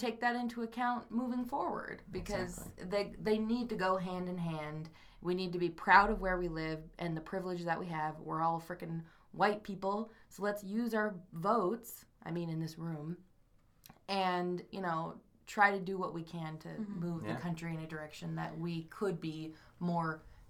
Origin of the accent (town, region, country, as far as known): United States